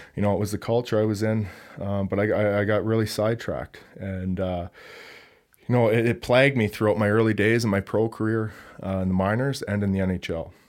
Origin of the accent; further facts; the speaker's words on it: Hamilton, Ontario, Canada; moved away; I grew up in the Toronto area from Hamilton, Ontario